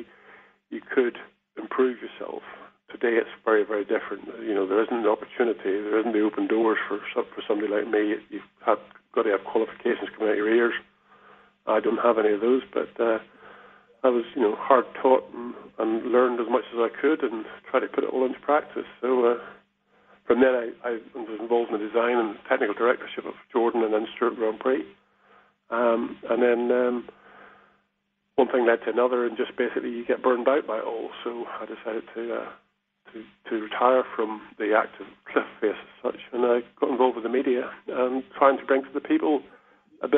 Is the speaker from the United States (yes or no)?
no; Ireland; moved away as an adult; also born or lived in England; I lived in Ireland. I was born in Ireland. When I was 20 years old, I decided to go off